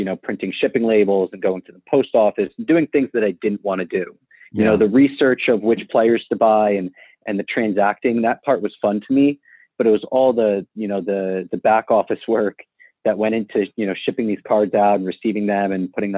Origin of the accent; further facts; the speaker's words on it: Mamaroneck, New York, United States; So I grew up in Mamaroneck. It's actually the same town that StarStock's based out of right now. Grew up here, born and raised